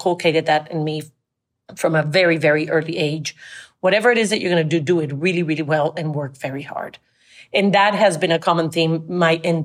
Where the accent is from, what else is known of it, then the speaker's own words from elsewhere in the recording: Colombia; first language Spanish; English is a second language; moved away as an adult; also born or lived in France / Monterey; I grew up in Colombia and I went to an American school